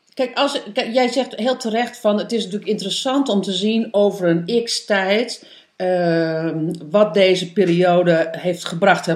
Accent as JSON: {"language": "Dutch", "region": "East Groningen", "country": "Netherlands", "also_born_or_lived": "Amsterdam", "moved": "yes", "said": "ik kom van origine uit Oost-Groningen."}